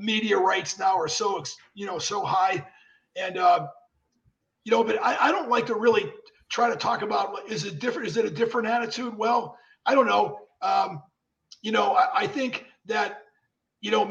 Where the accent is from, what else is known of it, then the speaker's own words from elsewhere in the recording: Pennsylvania, United States; moved away; I was from Pennsylvania and I was a quarterback in high school